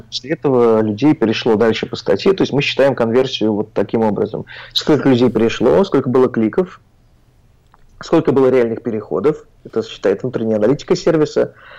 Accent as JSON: {"language": "Russian", "town": "Oryol", "region": "Oryol Oblast", "country": "Russia", "moved": "yes", "said": "я из Орла, в Орле мы многое не знали"}